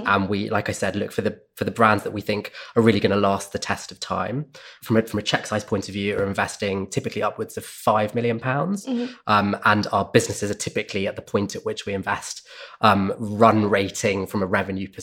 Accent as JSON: {"language": "English", "country": "United Kingdom", "tie": "born or raised there", "also_born_or_lived": "Sydney, Australia", "said": "I grew up just outside London"}